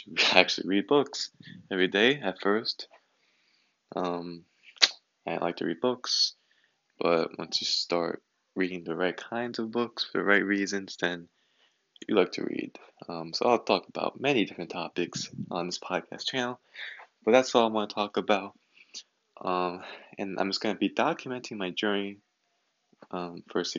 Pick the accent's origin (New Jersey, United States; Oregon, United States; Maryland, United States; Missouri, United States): New Jersey, United States; I am from New Jersey, United States